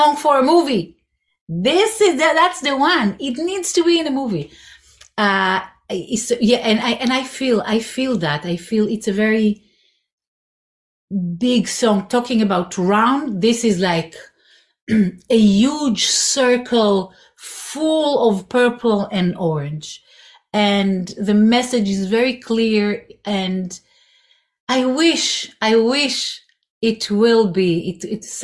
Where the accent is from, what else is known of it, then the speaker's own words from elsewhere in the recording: Israel; moved away; I grew up in Israel. I was born there.